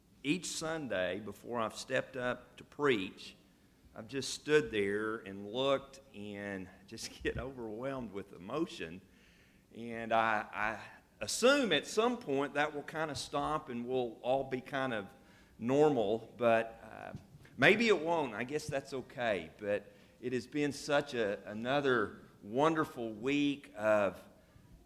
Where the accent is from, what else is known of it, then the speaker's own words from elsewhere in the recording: Oklahoma, United States; now in Paris, United States; I'm from Oklahoma, and so I'm an Oklahoma fan.